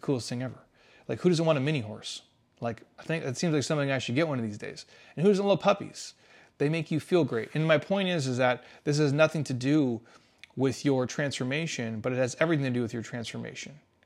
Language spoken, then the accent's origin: English; Midwest, United States; I grew up in the Midwest. That's I'm a Midwest type of dude.